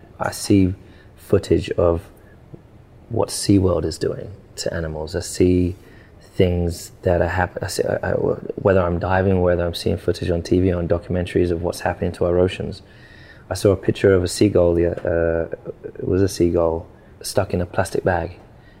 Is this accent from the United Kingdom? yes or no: yes; Stevenage, East of England, United Kingdom; I grew up in Stevenage in a council estate.